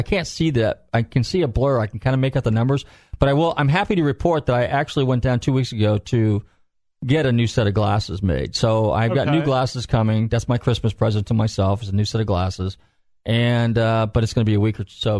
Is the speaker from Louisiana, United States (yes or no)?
no; Northern California, United States; now in Florida, United States; and I'm from Northern Cal, so we had, not snow where I live, but a couple hours away, we always had snow.